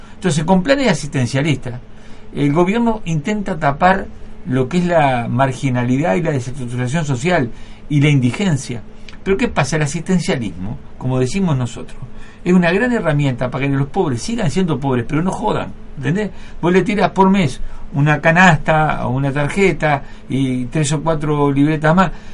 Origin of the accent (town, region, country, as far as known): Uruguay